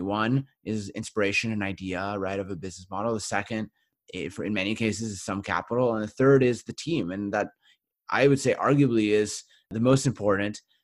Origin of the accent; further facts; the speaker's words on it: Winnipeg, Manitoba, Canada; my hometown of Winnipeg